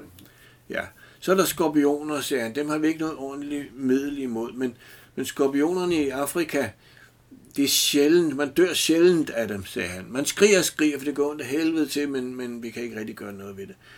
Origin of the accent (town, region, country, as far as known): Denmark